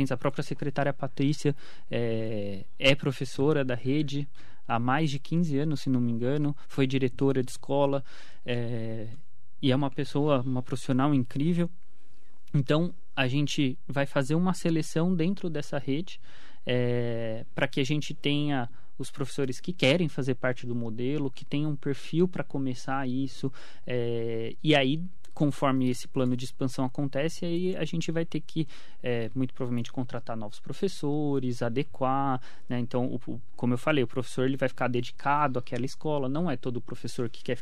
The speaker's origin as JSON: {"language": "Portuguese", "town": "Mogi das Cruzes", "region": "São Paulo", "country": "Brazil", "tie": "born or raised there", "said": "Quando eu era criança, eu morava na Vila Suíça, era Sim. rua de terra ainda."}